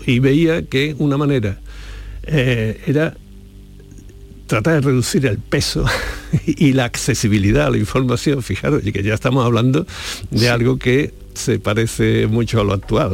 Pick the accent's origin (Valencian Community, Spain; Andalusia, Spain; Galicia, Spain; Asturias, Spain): Andalusia, Spain; en Andalucía hemos tenido otras